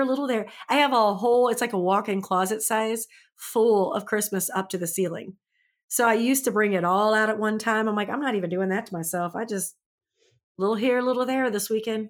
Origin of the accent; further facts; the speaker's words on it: St. Louis, Missouri, United States; I'm from Saint Louis, just F Y I, and I moved to a rural town